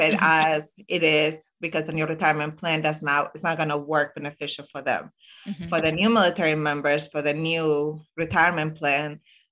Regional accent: Zaragoza, Aragon, Spain; now in Illinois, United States; I am originally from Spain, Zaragoza.

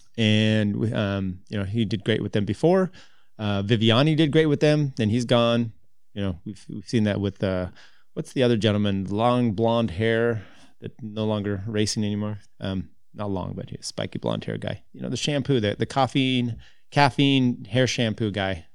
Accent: United States; as American cyclists

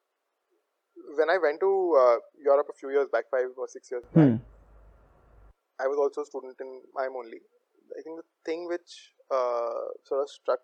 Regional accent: Kanpur, Uttar Pradesh, India; I grew up in Kanpur

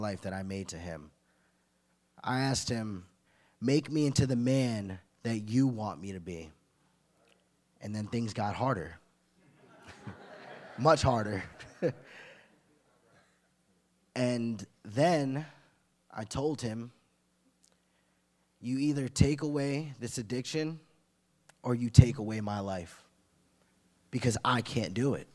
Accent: Glen Cove, New York, United States; I'm from Glen Cove, Long Island.

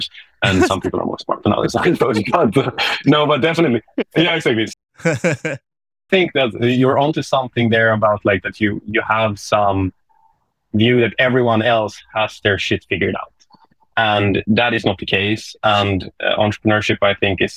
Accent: Sweden; accent: Swedish English; English is a second language; my Swedish English accent

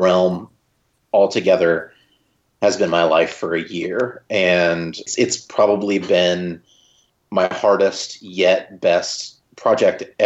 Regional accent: Joplin, Missouri, United States; I shot it here in Joplin, in my hometown, Joplin, Missouri.

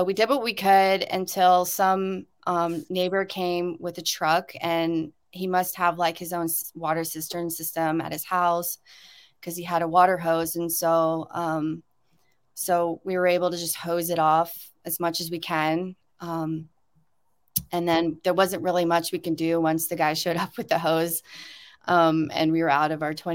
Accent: South Carolina, United States; now in Hawaii, United States; I grew up in Hurricane Alley in South Carolina, the southeast.

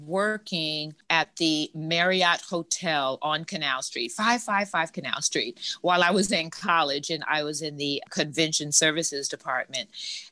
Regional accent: Germany; also born or lived in New Orleans; now in Dallas-Fort Worth, United States; while I'm originally from New Orleans, currently live in the Dallas-Fort Worth area, I grew up in West Germany, Bremerhaven and Frankfurt, West Germany in particular.

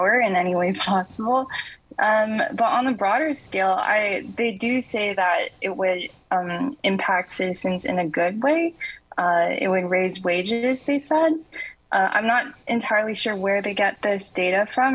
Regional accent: Canada; I'm actually from Canada

